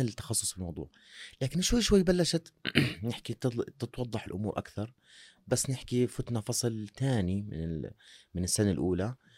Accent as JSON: {"language": "Arabic", "country": "Jordan", "said": "احنا بنحكيها عندنا بالاردن"}